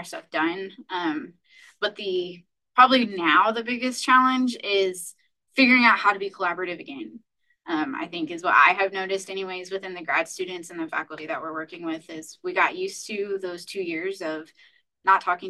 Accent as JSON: {"language": "English", "region": "North Central Indiana", "country": "United States", "moved": "as an adult", "lives_now": "Nebraska, United States", "said": "I'm originally from North Central Indiana."}